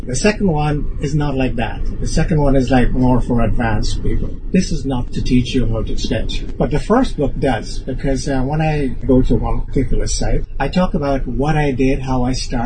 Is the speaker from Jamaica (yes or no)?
yes; Kingston, Jamaica; also born or lived in Canada; now in Hong Kong; I was born in Kingston, Jamaica. I immigrated to Canada and I lived there for more than 14 years